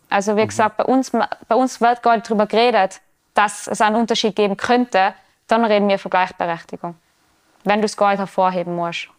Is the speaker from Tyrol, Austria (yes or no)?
yes; Tyrol, Austria; bei uns im Ötztal